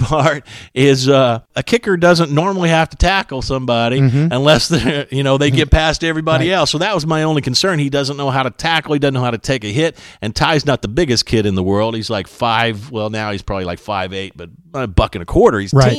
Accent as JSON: {"language": "English", "town": "Stillwater", "region": "Oklahoma", "country": "United States", "tie": "born or raised there", "said": "growing up in Stillwater."}